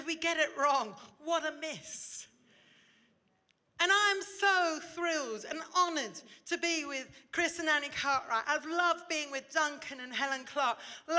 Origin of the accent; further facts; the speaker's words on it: India; now in Oxford, United Kingdom; You see, I grew up in India. I went to Indian school. I'm comfortable sitting cross-legged eating rice.